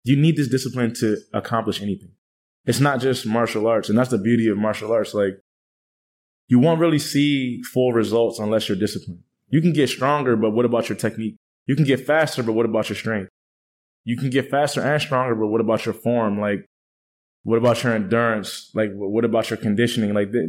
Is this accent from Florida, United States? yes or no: no; Washington, District of Columbia, United States; now in Thailand; Washington, D.C.